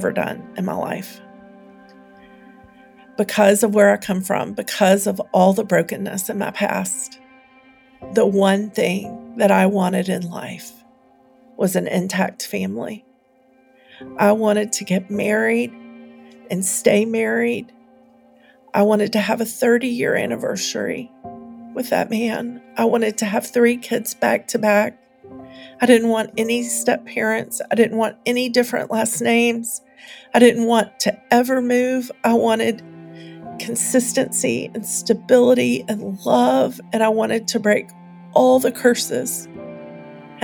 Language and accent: English; the South, United States; now in Nashville, United States; I grew up in the South, and we were poor